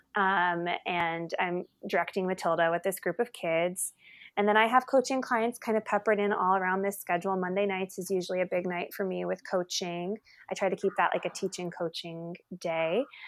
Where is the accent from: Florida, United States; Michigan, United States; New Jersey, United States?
New Jersey, United States; moved away; I'm originally from New Jersey